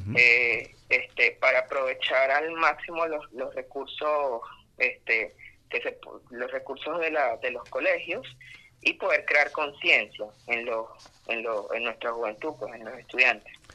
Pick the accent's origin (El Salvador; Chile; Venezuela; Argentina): Venezuela; Amazonas; soy oriundo, del Estado Amazonas